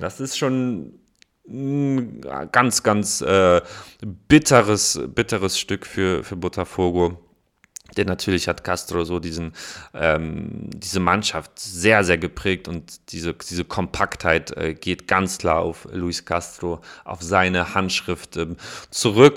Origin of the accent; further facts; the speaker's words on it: Koblenz, Rhineland-Palatinate, Germany; meiner Heimatstadt Koblenz